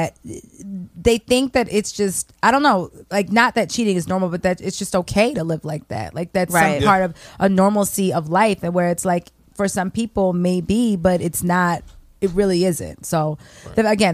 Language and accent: English; Baltimore, Maryland, United States; I'm from Baltimore. I'm a Baltimorean